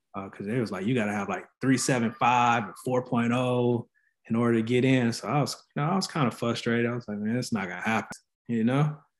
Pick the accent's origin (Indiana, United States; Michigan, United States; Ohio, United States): Michigan, United States; Flint; moved away as an adult; also born or lived in Tennessee / North Carolina; now in San Antonio, United States; born and raised in Flint, Michigan.